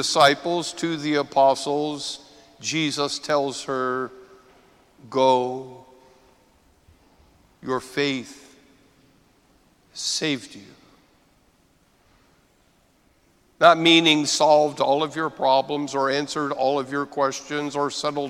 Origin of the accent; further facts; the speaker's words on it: United States; as American Catholics